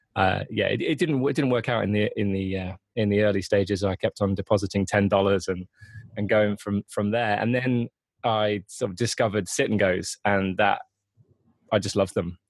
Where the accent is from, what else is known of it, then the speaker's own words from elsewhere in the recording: Grantham, East Midlands, United Kingdom; also born or lived in Netherlands / London; now in Leeds, United Kingdom; moved moved to England when I was three months old. I was born in the Netherlands, um, but I uh, yeah I've lived here pretty much my whole life. I used to live uh, in a place called Grantham near Nottingham